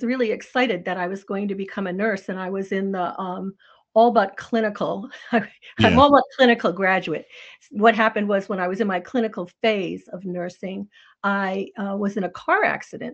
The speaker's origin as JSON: {"language": "English", "town": "North Scituate", "region": "Rhode Island", "country": "United States", "tie": "born or raised there", "moved": "yes", "lives_now": "Maine, United States", "said": "I grew up in Rhode Island"}